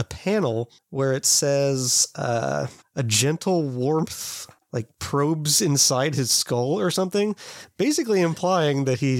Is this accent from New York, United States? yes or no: no; Kansas, United States; maybe this is just because I'm from Kansas